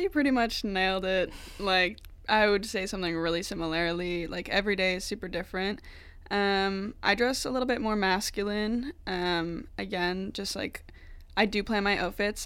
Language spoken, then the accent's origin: English; Wolfville, Nova Scotia, Canada; moved away as an adult; I'm from Nova Scotia, um, from Wolfville area, if you know where that is, like town of like four thousand People